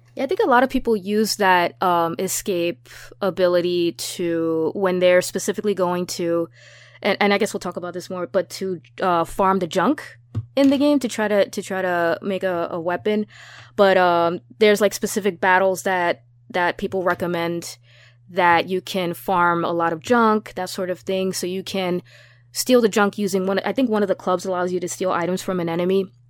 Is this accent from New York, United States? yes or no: yes; New York, United States; being a New Yorker